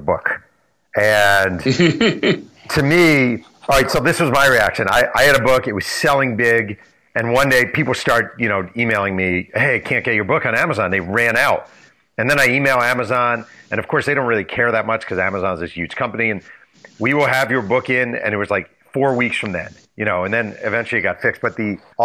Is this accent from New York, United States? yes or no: yes; New York City, New York, United States; as a New Yorker who was there at the time